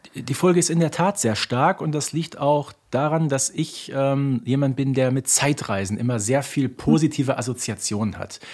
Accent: Ruhr area, North Rhine-Westphalia, Germany; die ich als Kind des Ruhrgebietes überhaupt nicht kannte damals

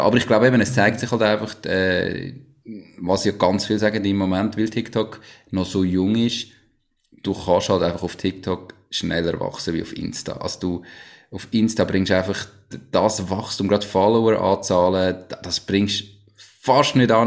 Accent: Switzerland; accent: Swiss German; first language Swiss German; als Schweizer

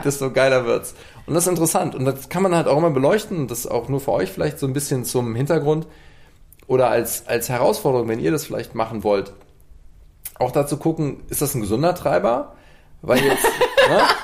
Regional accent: Cologne, North Rhine-Westphalia, Germany; gebürtiger Kölner

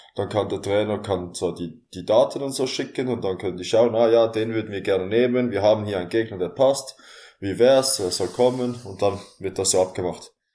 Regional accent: Basel, Basel-Stadt, Switzerland; Ich komme aus Basel, aus der Schweiz

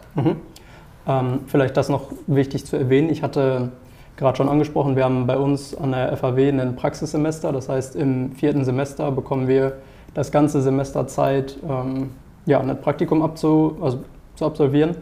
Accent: near Paderborn, North Rhine-Westphalia, Germany; moved away as an adult; now in Heide, Germany; ich auch eine Zusage für Wirtschaftspsychologie, ähm, quasi in der Nähe von Paderborn

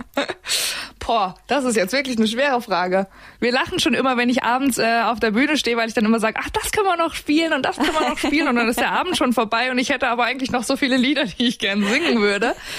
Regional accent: Tann, Hesse, Germany; moved away as an adult; now in Munich, Germany; ich komme aus Tann in der Rhön und ähm, arbeite jetzt in München bei Antenne Bayern

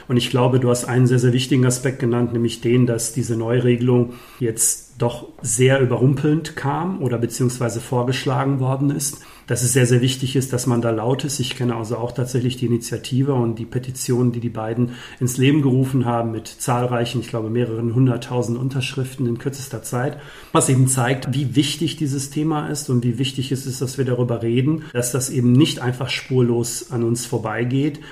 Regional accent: Dorsten, North Rhine-Westphalia, Germany; hier in unserer wunderschönen Kommune Dorsten, wo ich herkomme

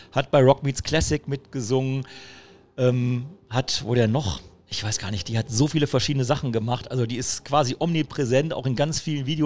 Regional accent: Düsseldorf, North Rhine-Westphalia, Germany; das Düsseldorfer Mädchen ne, aus meiner Heimatstadt

